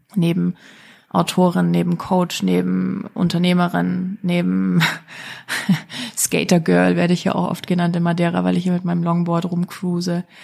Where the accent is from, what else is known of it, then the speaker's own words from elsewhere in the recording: Germany; moved away; ich komme aus Deutschland, ich weiß, wie wir Deutschen ticken.